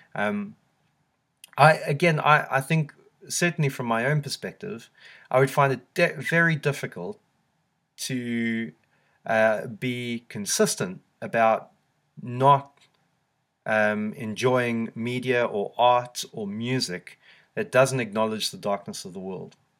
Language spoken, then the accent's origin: English; South Africa; now in United Kingdom; growing up in South Africa